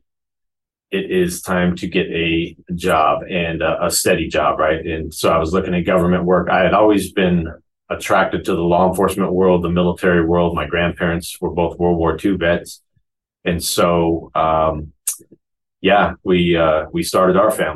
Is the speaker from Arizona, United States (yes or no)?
yes; Phoenix, Arizona, United States; also born or lived in Queen Creek, Arizona; So I was born in Phoenix, Arizona. And my mom and dad at the time lived in what is now referred to as South Phoenix, along with my grandparents lived in the area as well. Grew up there, and all the way through my freshman year of high school was in Phoenix.